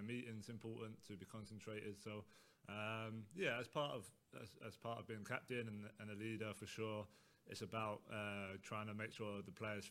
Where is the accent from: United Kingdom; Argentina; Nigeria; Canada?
United Kingdom; England